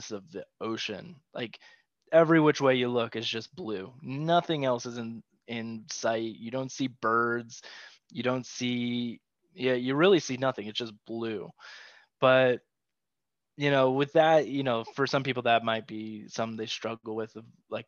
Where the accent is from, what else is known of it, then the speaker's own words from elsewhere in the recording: Midwest, United States; now in Las Vegas, United States; growing up in the Midwest